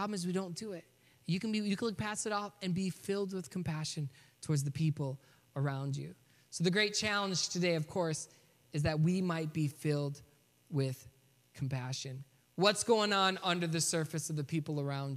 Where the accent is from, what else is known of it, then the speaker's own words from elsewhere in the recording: Michigan, United States; also born or lived in Boston; growing up in Michigan